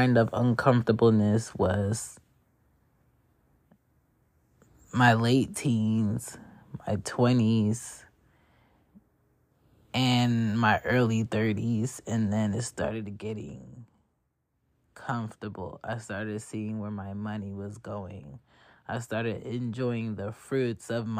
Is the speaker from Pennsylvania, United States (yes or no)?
yes; Philadelphia, Pennsylvania, United States; also born or lived in Jamaica (parents); now in Atlanta, United States; I'm from Philly by way of ATL currently